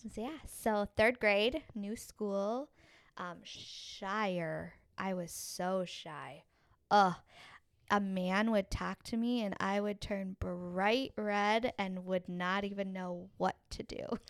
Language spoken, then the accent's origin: English; Minneapolis, Minnesota, United States; I was born right here in Minneapolis, Minnesota